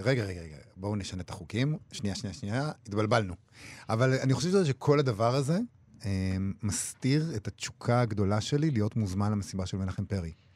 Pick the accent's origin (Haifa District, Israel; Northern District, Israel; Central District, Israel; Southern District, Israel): Central District, Israel; Rehovot; גדלתי ברחובות